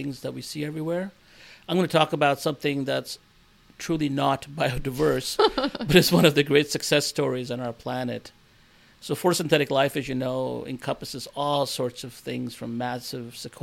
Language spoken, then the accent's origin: English; Nova Scotia, Canada; moved away; also born or lived in India / Burnaby, British Columbia, Canada; born in India, but I grew up in Nova Scotia, Canada